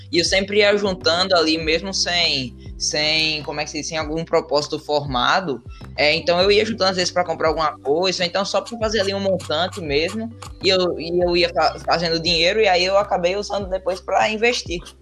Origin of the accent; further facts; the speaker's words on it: Natal, Rio Grande do Norte, Brazil; eu sou de Natal, Rio Grande do Norte.